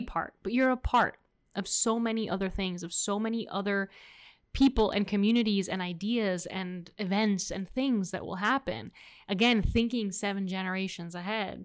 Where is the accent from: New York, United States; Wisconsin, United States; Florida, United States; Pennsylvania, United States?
Florida, United States; Miami; accent: American; first language Spanish; English is a second language; we're both born and raised here